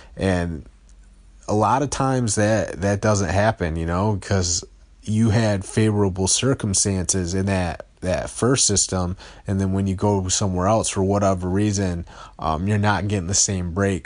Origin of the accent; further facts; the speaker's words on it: Detroit, Michigan, United States; I'm from Detroit